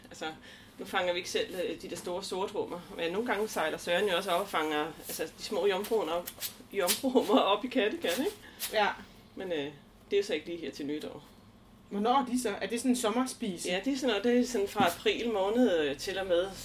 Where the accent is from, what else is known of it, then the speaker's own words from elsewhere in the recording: Glumsø, Zealand, Denmark; Jeg kommer faktisk fra Glumsø